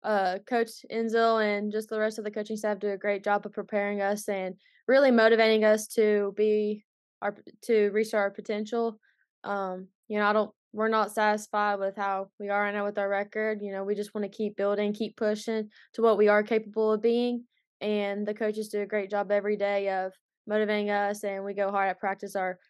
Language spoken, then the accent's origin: English; Kentucky, United States; Well, it's not a whole lot to do in Eastern Kentucky, for sure. But, you know, ultimately, not just Boyd County, but the whole area itself, there's been a lot of good basketball players growing up.